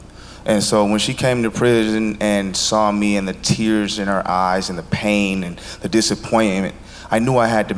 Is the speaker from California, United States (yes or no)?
yes; Los Angeles, California, United States; And I grew up in Los Angeles, and a lot of my role models were drug dealers and gangsters.